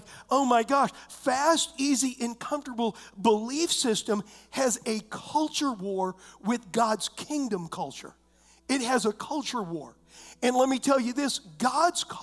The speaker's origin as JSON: {"language": "English", "country": "United States", "said": "I'm an American"}